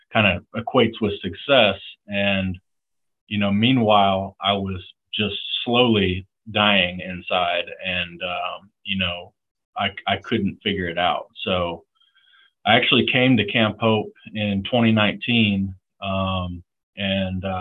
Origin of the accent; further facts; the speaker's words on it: the Panhandle of Florida, United States; moved away as an adult; I grew up in the Panhandle of Florida